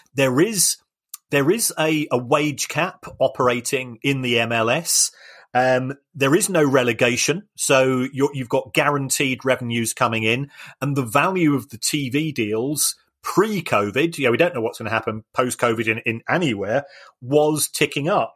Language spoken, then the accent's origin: English; London, United Kingdom; as somebody that was born in the Elephant and Castle